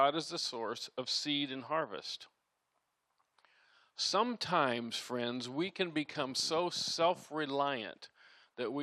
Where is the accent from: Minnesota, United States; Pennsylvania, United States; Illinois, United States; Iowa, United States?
Iowa, United States; I grew up in Iowa as a kid